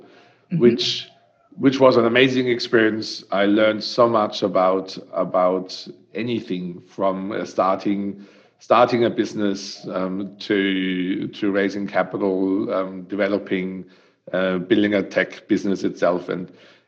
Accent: Germany; accent: German; English is a second language; moved away as an adult; also born or lived in Western Australia / Queensland; now in Australia; as you can hear with my great accent, is I'm coming from Germany, and I came here. My daughter always says it's ridiculous, 12 years ago, and I still speak like I arrived here yesterday

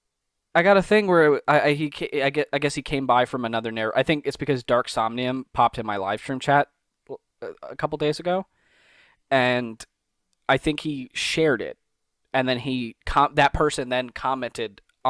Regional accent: New York, United States; now in Pennsylvania, United States; yeah, I'm from New York, but I moved to Pennsylvania.

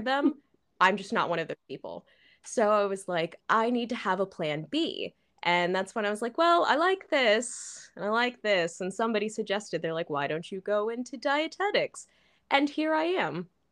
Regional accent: Chicago, Illinois, United States; moved away as an adult; also born or lived in Florida / Turkey; now in Shanghai, China; I'm from the Chicago area, like, you know, the suburbs around Chicago

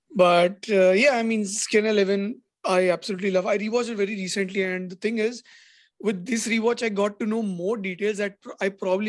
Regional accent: India

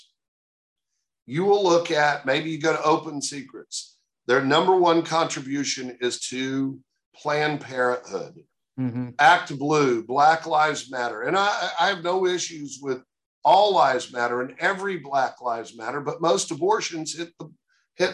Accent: Oklahoma City, Oklahoma, United States; moved away as an adult; also born or lived in Houston, Texas / New York; now in Texas, United States; I grew up in Oklahoma, you know, in Oklahoma City

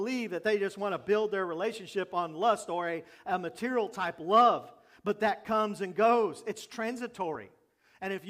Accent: Jacksonville, Florida, United States; When I was growing up in Jacksonville

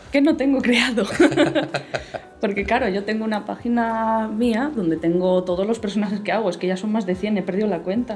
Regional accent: Spain; los que somos españoles o europeos

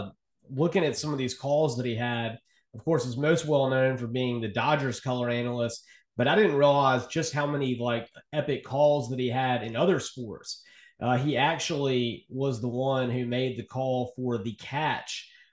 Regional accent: Mobile, Alabama, United States; my hometown of Mobile, Alabama.

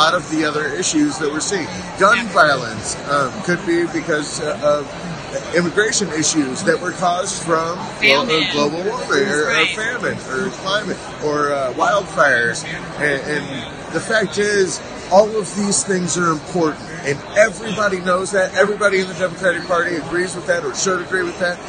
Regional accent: Missouri, United States; I'm from Missouri

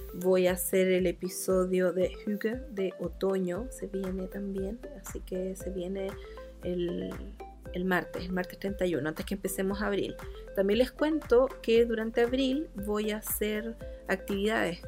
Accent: Chillán, Ñuble, Chile; also born or lived in Arica; now in Santiago, Chile; me crié en, en Chillán con mi familia, me vine a Santiago, viví sola muchos años

